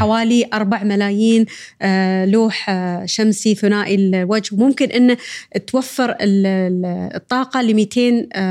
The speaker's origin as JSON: {"language": "Arabic", "country": "United Arab Emirates", "said": "فينا كاماراتيين"}